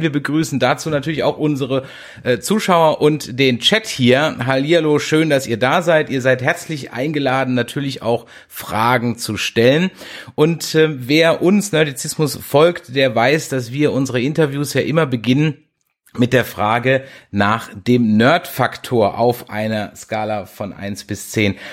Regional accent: south of the Weißwurstäquator, Southern Germany, Germany; ich bin ja eher so südlich des Weißwurst Ecuadors wo, groß geworden

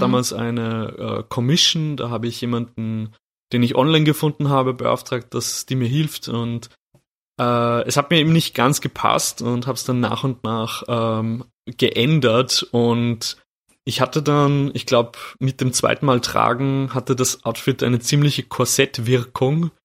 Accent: Austria; bei uns in Österreich

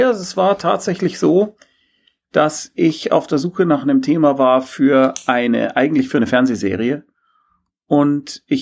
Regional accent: Munich, Bavaria, Germany; Äh, ich bin so ein Bayer, ja.

